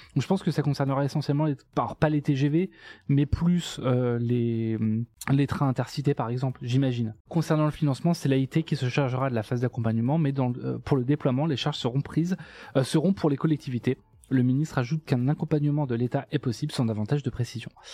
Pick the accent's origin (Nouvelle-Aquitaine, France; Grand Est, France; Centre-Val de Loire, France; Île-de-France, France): Centre-Val de Loire, France; Enrichemont; also born or lived in Saint-Doulchard; Je suis né à Saint-Doulchard et par contre, j'ai grandi. Euh, j'ai grandi où j'ai passé euh, une bonne partie de, mon temps là-bas, à Enrichemont